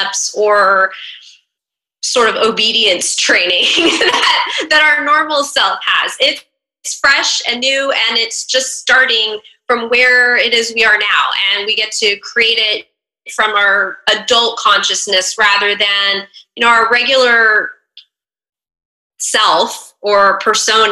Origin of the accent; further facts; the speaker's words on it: Northern California, United States; moved away as an adult; also born or lived in DC metro area; now in Washington, D.C. metro area, United States; I'm actually originally from Northern California, but I've lived in the DC metro area for about 15 years